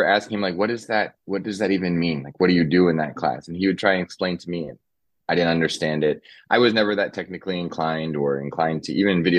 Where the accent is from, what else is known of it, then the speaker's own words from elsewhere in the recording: Southern California, United States; moved away; also born or lived in New York City; I grew up in Southern California. I was the oldest of five kids. We were, we'll say lower middle class, maybe. Sometimes just touching on lower class, we were definitely struggling throughout my childhood